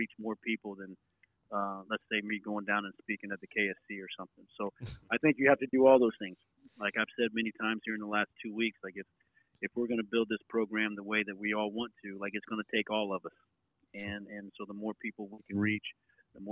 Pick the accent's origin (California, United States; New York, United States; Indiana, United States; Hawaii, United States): Indiana, United States; Jasper; now in Muncie, United States; I moved to Jasper, Indiana, which is what I call home. Heading into second grade